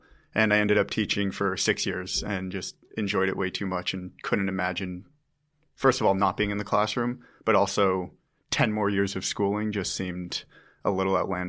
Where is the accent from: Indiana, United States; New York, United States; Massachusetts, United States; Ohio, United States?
Massachusetts, United States; Originally from outside of Boston. Born